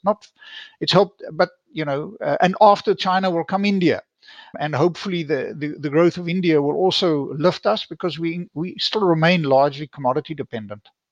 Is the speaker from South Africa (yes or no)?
yes; South Africa; I'm South African